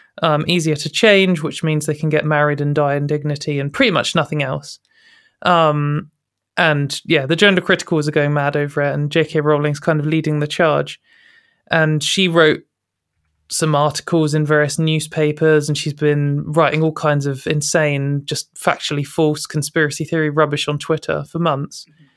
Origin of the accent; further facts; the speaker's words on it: United Kingdom; because I guess as a British activist, I often compare myself and our situation to America